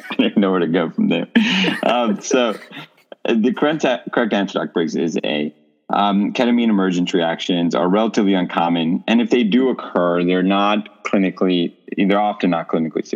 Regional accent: India; moved away; I'm from India.

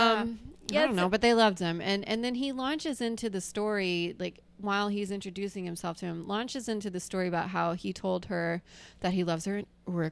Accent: Alabama, United States; moved away; they're going to think I'm this yokel from Alabama who looks like this.

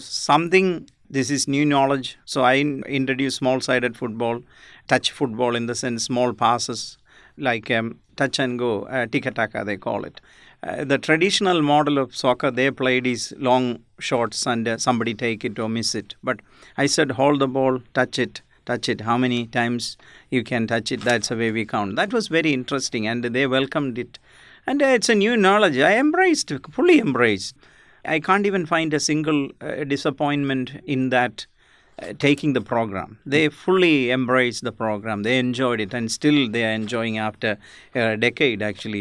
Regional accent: India; now in Australia; I I'm basically from India

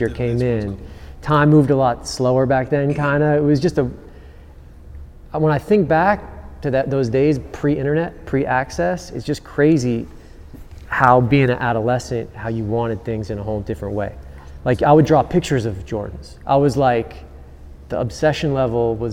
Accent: Cincinnati, Ohio, United States; I grew up in Ohio, Cincinnati, Ohio

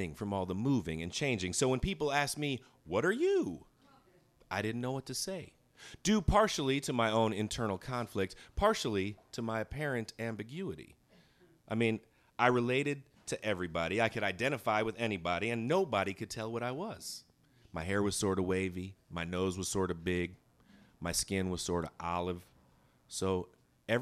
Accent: Chicago, Illinois, United States; I'm from Chicago

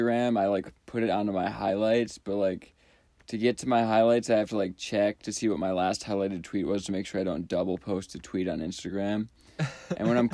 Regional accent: Minnesota, United States; I'm from Minnesota, but we say pop

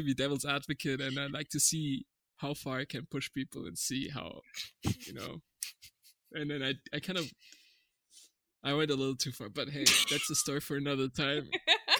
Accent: Germany; moved away; also born or lived in Canada / California / Czech Republic; I was born and raised in Germany, but my parents are from Turkey

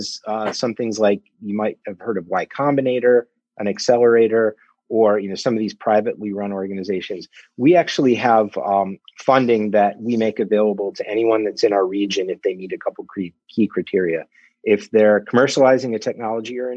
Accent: Ann Arbor, Michigan, United States; I grew up in Ann Arbor, left, and then came back.

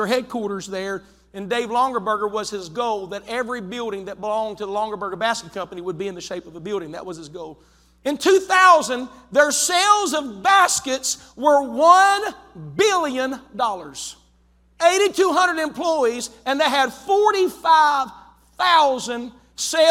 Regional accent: West Virginia, United States; moved away as an adult; now in Zanesville, United States; West Virginia

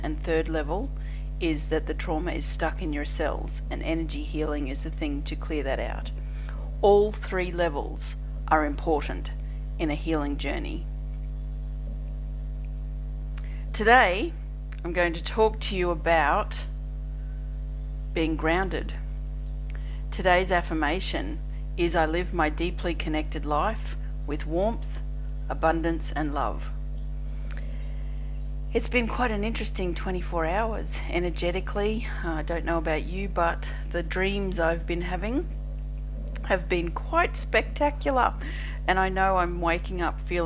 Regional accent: Australia; I'm an Australian energy healer

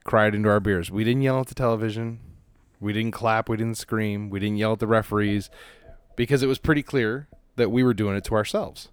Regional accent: Los Angeles, California, United States; I grew up in Los Angeles

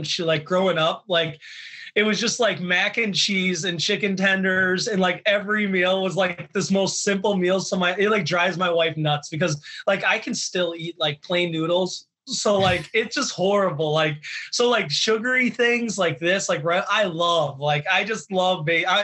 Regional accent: Chicago, Illinois, United States; I grew up in the western suburbs of Chicago

